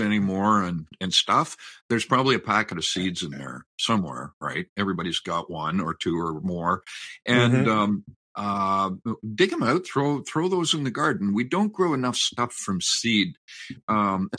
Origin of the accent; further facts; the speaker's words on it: Canada; the pride I have in being a Canadian, a fifth generation Canadian